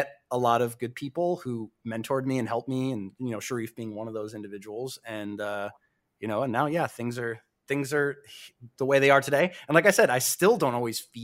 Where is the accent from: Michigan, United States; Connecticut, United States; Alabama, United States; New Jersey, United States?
Connecticut, United States; moved away; I grew up on the East Coast. I grew up in Connecticut, WWF, WWE County